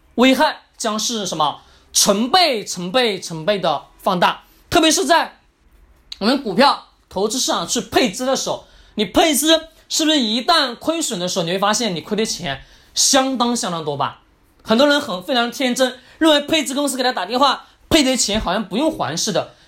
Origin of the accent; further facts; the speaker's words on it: China; 所以说我们中国人总喜欢听专家的话语啊